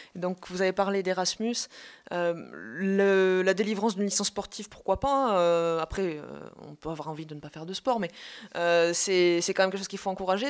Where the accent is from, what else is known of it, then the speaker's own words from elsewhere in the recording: Montpellier, Occitania, France; je viens de Montpellier, le sud de la France